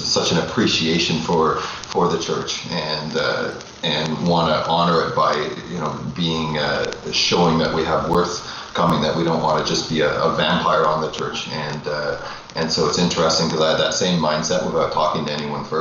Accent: Ontario, Canada; I'm from Toronto. Well, I'm living in Toronto, Canada, right now, and grew up in Ontario all my life

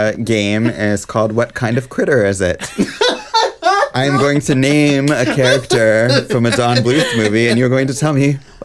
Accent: United States; Because I'm American.

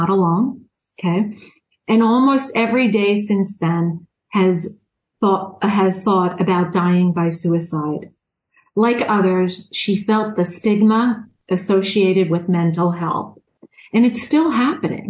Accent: Long Island, New York, United States; accent: Long Island; I'm from New York. I'm guessing you can hear my Long Island accent.

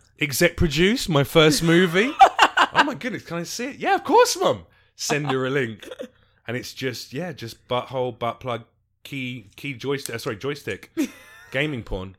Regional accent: United Kingdom; you know, I'm British and obviously, clearly, a fucking ghetto gangster.

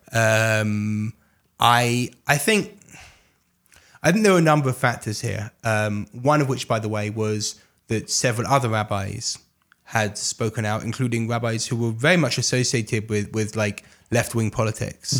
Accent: London, United Kingdom; now in Jerusalem, Israel; I grew up in England, uh, grew up in London

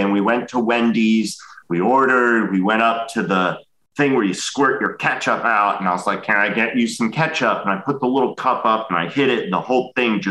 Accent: Austin, Texas, United States; also born or lived in Chicago, Illinois, United States; I moved to Austin from Chicago when I was like 7, and I had such a hard time that I would cry every day

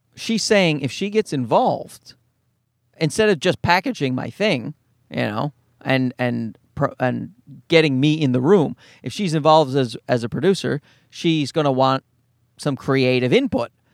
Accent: Newfoundland and Labrador, Canada; I'm a Newfoundlander

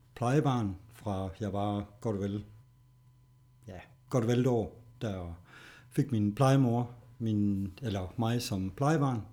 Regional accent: Horsens, Central Denmark Region, Denmark; der er jeg her i Horsens

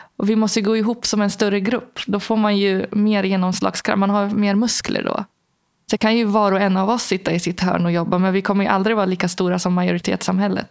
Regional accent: Algeria; now in Sweden; i Algeriet där jag växte upp

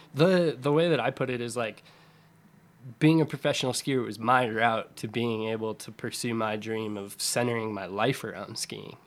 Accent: Summit County, Colorado, United States; I grew up in Colorado, right, in Summit County

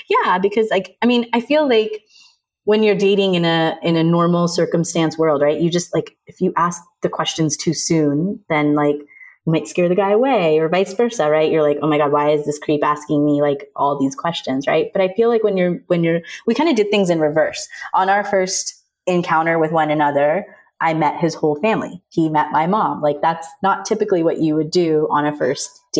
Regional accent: India; I'm Indian, so I resonate with what it's like to have a Sima auntie in your family

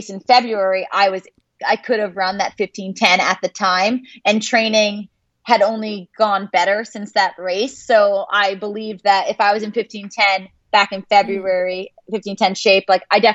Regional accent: New Jersey, United States; I'm from New Jersey.

